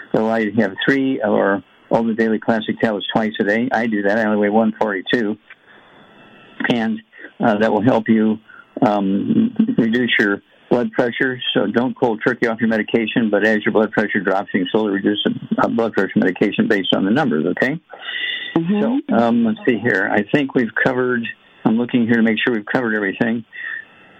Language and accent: English; Missouri, United States; my home state, Missouri, Big Mo